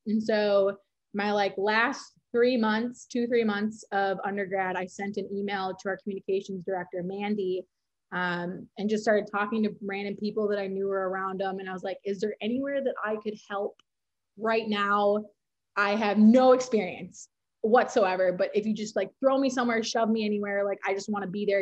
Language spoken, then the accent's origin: English; Minnesota, United States; grew up in Minnesota, went to the University of Minnesota. You can probably hear that in my accent